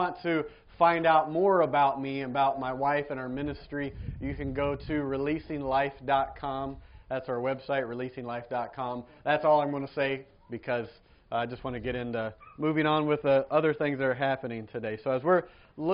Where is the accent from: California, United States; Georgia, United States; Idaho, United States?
Georgia, United States; moved away; I grew up in Georgia, in America